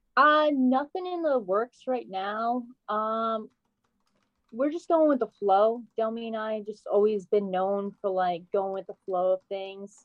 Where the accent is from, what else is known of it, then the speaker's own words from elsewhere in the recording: Rhode Island, United States; I'm from Rhode Island